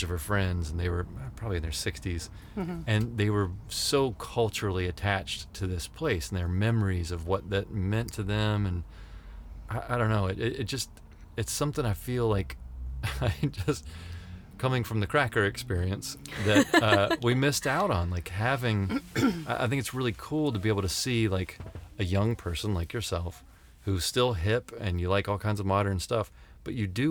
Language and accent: English; the South, United States; I grew up in the South